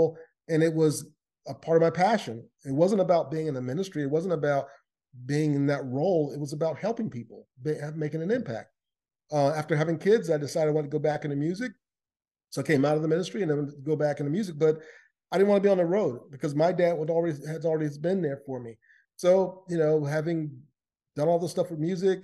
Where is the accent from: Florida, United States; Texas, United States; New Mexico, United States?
Florida, United States; Lakeland; I grew up in Lakeland, Florida, which is in the east coast of the United States